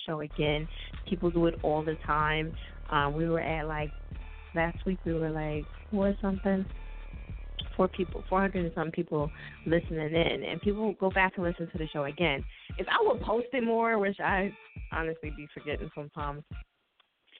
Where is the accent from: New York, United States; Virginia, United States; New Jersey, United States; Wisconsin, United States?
New Jersey, United States; now in Pennsylvania, United States; I'm from South Jersey